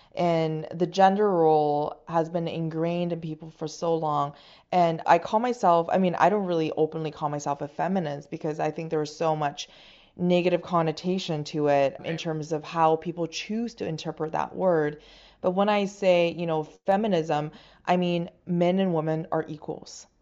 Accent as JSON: {"language": "English", "country": "China", "tie": "born or raised there", "second_language": "English", "moved": "yes", "lives_now": "Canada", "said": "I was born and raised in China"}